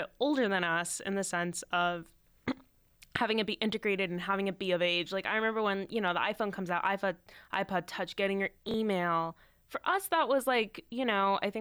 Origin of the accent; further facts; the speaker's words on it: San Francisco, California, United States; moved away as an adult; now in Boston, United States; I grew up in San Francisco, I'm here in Boston now for college.